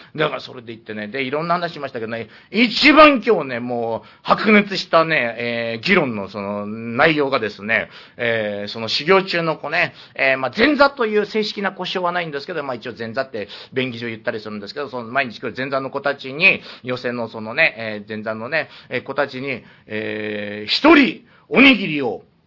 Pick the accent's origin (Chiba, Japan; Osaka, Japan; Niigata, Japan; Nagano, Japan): Niigata, Japan; moved away; 私の故郷の新潟